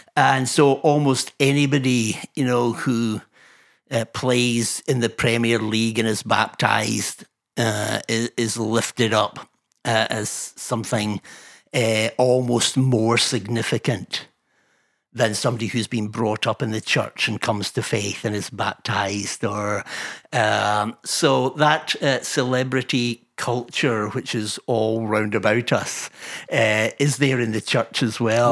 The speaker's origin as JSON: {"language": "English", "area": "Fife", "region": "Scotland", "country": "United Kingdom", "said": "a cantankerous wee fifer"}